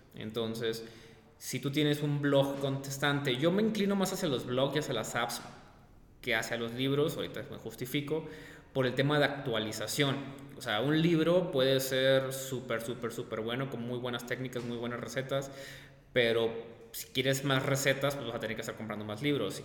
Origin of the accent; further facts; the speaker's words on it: Sonora, Mexico; moved away; yo soy de Sonora